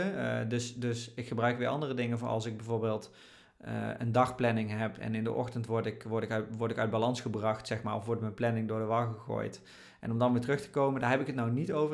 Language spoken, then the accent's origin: Dutch; Oirschot, North Brabant, Netherlands; moved away; daar ben ik opgegroeid in Oorschot